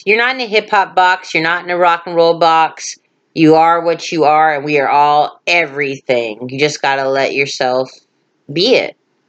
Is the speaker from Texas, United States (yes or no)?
yes; Dallas, Texas, United States; We're from Dallas.